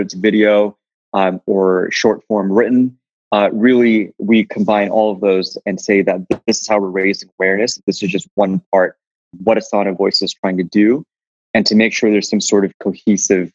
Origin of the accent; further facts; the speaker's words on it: Los Angeles, California, United States; I'm the son of two Pakistani Hindu refugees into the US. I was born in South Central LA.